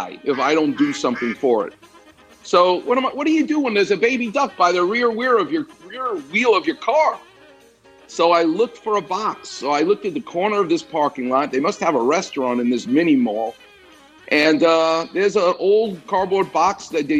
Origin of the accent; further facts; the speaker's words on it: New York, United States; moved away; I'm from New York